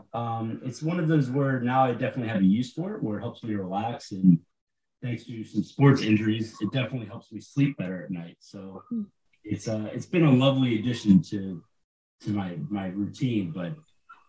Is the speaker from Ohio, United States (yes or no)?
yes; Ohio, United States; I'm actually from Ohio